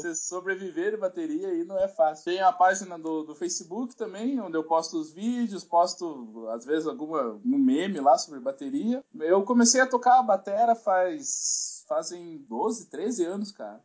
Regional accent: South Region, Brazil; accent: southern (sotaque do sul), caipira; Sou muito caipira. Desculpa aí quem tá ouvindo esse sotaque aqui do sul

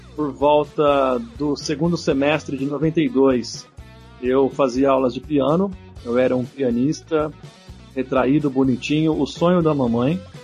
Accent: Viradouro, São Paulo, Brazil; Eu ia em muitos bailes na cidade de Viradouro, onde eu nasci

